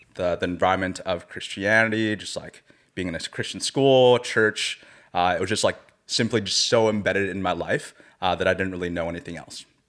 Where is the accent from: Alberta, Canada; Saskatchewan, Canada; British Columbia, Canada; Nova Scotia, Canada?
British Columbia, Canada; Surrey; I was raised in Surrey, B C, not too far from here in Langley